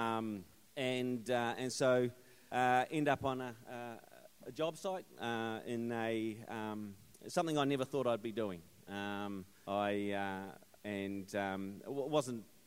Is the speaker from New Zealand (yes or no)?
yes; New Zealand; growing up in New Zealand, it was pretty normal. My life was pretty normal growing up in a rural community